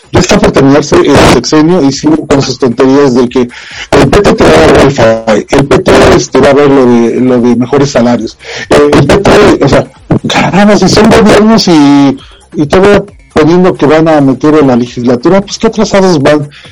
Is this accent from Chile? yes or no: no; Mexico